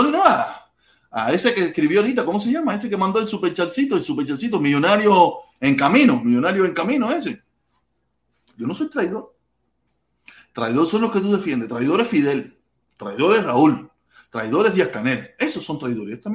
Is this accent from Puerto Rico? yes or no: no; Cuba; moved away